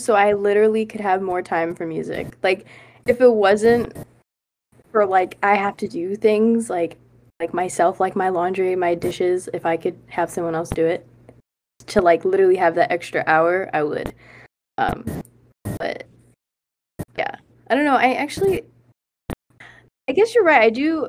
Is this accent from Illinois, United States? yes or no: yes; Chicago, Illinois, United States; now in California, United States; because I'm coming from the Midwest and. And then Chicago, the city, it's like, I have like a idea of how to hustle.